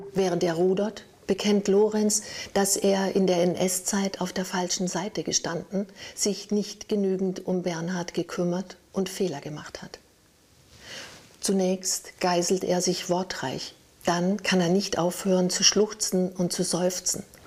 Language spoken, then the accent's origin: German; near the Mettnau peninsula, Lake Constance, Baden-Württemberg, Germany; bin ich in der Nähe aufgewachsen und ein Steinwurf entfernt von der Vogelwarte